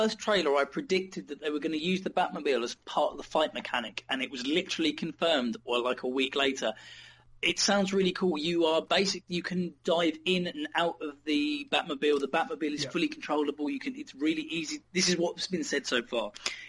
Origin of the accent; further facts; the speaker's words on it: United Kingdom; Yeah, sure, we're British, mate. We don't give a fuck.